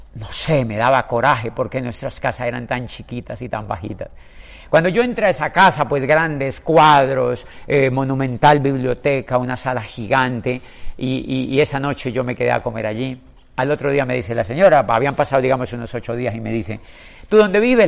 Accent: Colombia; en mi país, en Colombia

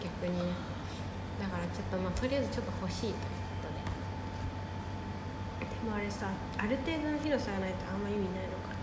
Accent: Kansai, Japan; 私とアモちゃんが関西出身

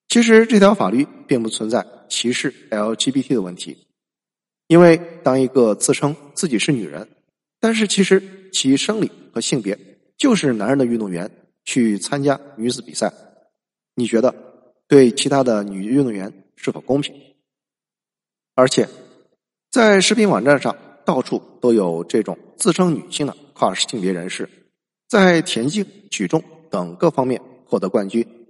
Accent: China; 我们中国人

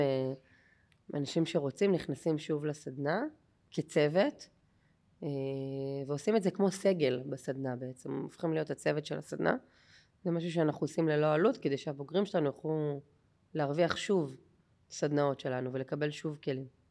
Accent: Haifa Bay suburbs, Haifa District, Israel; moved away; אני מהקריות במקור

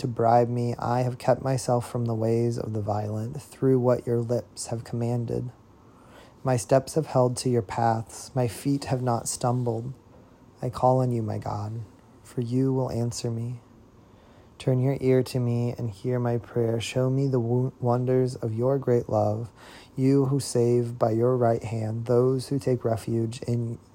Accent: Central Illinois, United States; now in Nashville, United States; a person born and raised in Central Illinois, now reading from Nashville, Tennessee

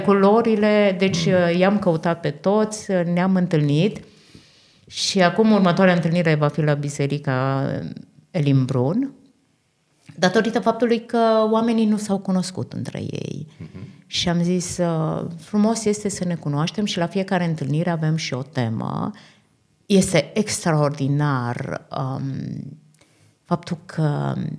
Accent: Romania; also born or lived in Austria; now in Vienna, Austria; înainte de a fi creștini, suntem români

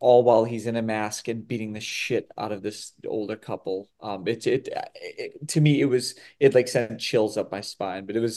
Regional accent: Winthrop, Massachusetts, United States; growing up in the Boston area

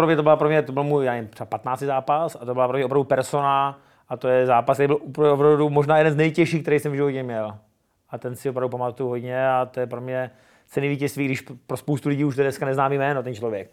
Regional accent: Brno, South Moravian Region, Czechia; Jsem hrdý Čech, jsem hrdý Brňák, přesně tak. Mám to rád, své město

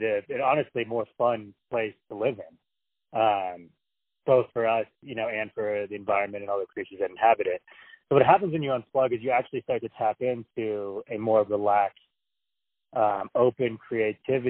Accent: San Francisco, California, United States; moved away as an adult; also born or lived in Santa Barbara, California; now in New Mexico, United States; So I live in New Mexico now, but I'm from San Francisco. So I was kind of born into that world

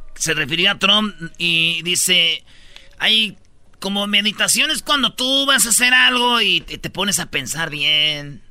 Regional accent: Mexico

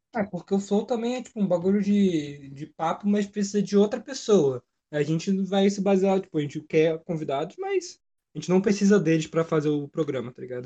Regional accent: São Paulo, Brazil; moved away as an adult; now in Volta Redonda, Brazil; eu sou de São Paulo. Então é. eu tive que eu tive que viajar, né, para morar em Volta Redonda

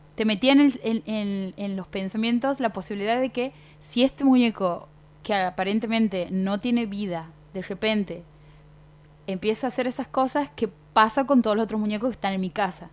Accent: Fernández, Santiago del Estero, Argentina; soy de Fernández, el bautismo era en Fernández

